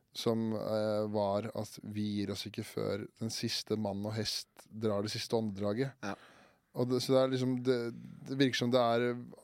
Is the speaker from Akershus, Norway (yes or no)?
yes; Årnes, Akershus, Norway; Hjemstedet mitt er, eh, det er akkurat ikke en by, det